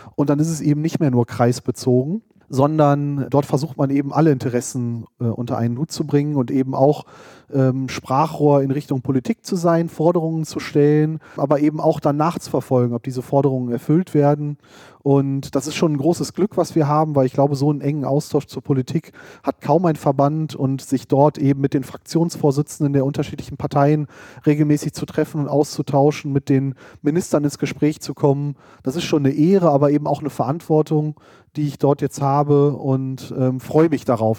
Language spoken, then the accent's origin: German; Hochdahl, North Rhine-Westphalia, Germany; also born or lived in Hahn / Düsseldorf; Also ich bin im Speckgürtel von Düsseldorf aufgewachsen, in Hochdahl